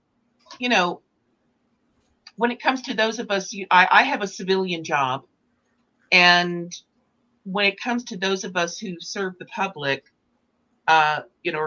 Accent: Texas, United States; now in Santa Fe, United States; I'm from Texas, and we love to party in Texas

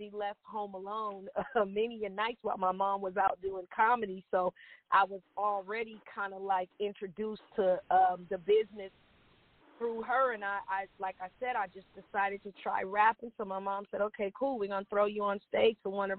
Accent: Oakland, California, United States; also born or lived in Los Angeles; So I actually was born in Oakland. I stayed in Oakland actually till about the age of 10, and my mom just said it was too fucked up. And she moved me to L.A.

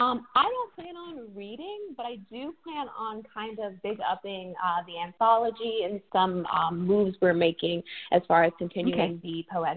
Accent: Lynchburg, Virginia, United States; also born or lived in Oakland, California; now in Texas, United States; Growing up in Lynchburg, Virginia

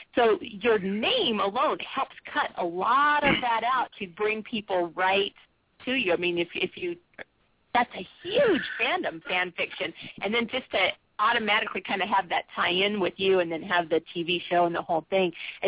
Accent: San Diego, California, United States; I'm from San Diego.

